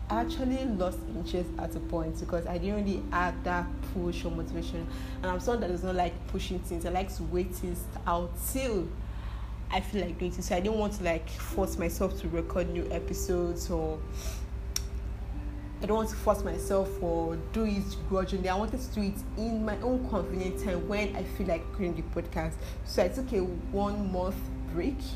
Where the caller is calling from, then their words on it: Nigeria; I'm listening from Nigeria